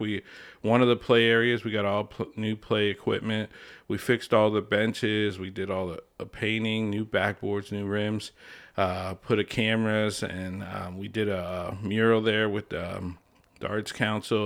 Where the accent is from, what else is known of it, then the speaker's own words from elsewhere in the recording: Lebanon, Pennsylvania, United States; also born or lived in Harrisburg; I was born and raised here in Lebanon. Uh, grew up here in Lebanon